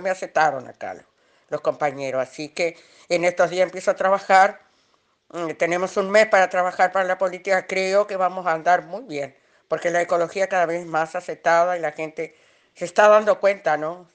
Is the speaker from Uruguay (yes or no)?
yes; Uruguay; estoy acá en mi país